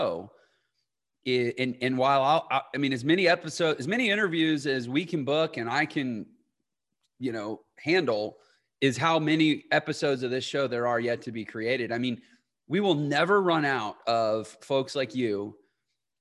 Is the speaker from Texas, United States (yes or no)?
yes; Houston, Texas, United States; I'm from Houston